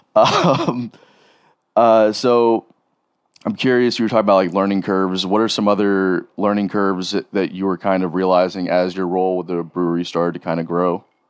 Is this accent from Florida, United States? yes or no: yes; South Florida, United States; growing up in South Florida and, and that scene